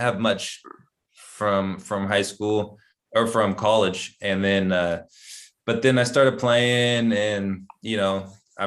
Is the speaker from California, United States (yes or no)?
yes; Sacramento, California, United States; moved away as an adult; also born or lived in Spain; I grew up in Sacramento, California, and I played, you know, I was born and raised out there